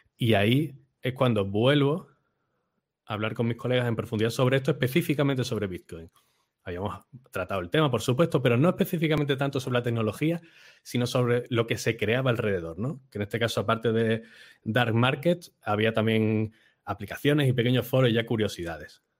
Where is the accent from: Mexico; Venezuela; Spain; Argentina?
Spain; Málaga, Andalusia; nací en Málaga, que está al sur de Europa y al sur de España, cerquita de África